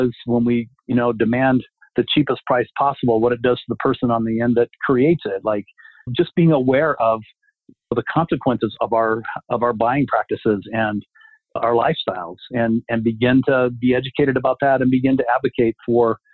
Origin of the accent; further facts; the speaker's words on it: Littleton, United States; I grew up in Littleton in a very monocultural model